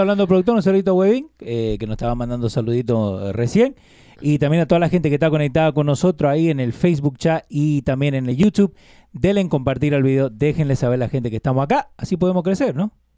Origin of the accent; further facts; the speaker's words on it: Argentina; yo como argentino